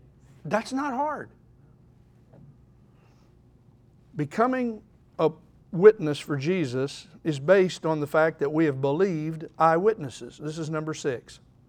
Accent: Oklahoma City, Oklahoma, United States; There was this fellow when I grew up in Oklahoma City, Dell City, Oklahoma.

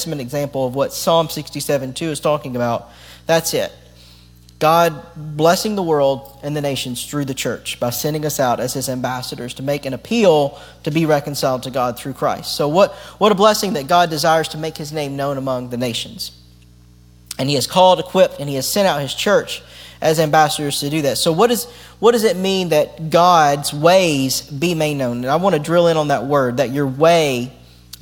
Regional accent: United States; as the American church

